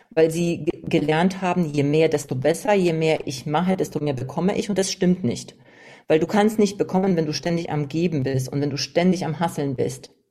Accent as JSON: {"language": "German", "country": "Poland", "said": "Ja, ich komme aus Polen"}